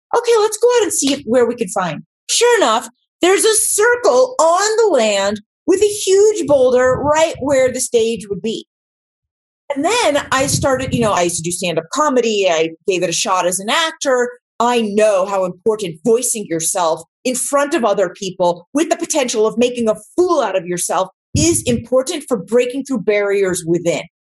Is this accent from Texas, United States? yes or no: no; Los Angeles, California, United States; growing up in West LA, I didn't know it was exotic.